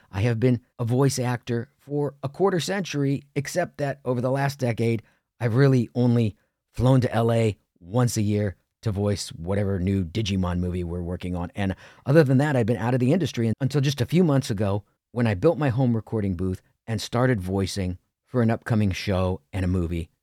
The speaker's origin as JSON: {"language": "English", "region": "Ohio", "country": "United States", "tie": "born or raised there", "also_born_or_lived": "New York City / Los Angeles", "moved": "as an adult", "said": "I grew up in Ohio"}